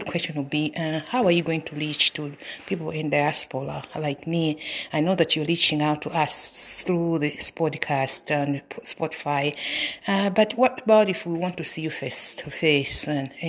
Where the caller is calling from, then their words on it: Canada; I'm speaking from Canada.